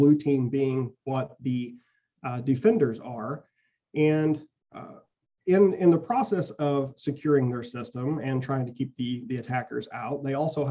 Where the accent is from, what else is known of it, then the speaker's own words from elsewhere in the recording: West Frankfort, Illinois, United States; our high school at West Frankfort had a really good electronics instructor